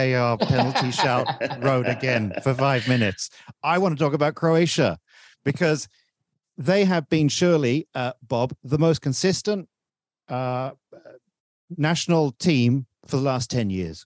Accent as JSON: {"language": "English", "country": "Malaysia", "said": "as a Malaysian"}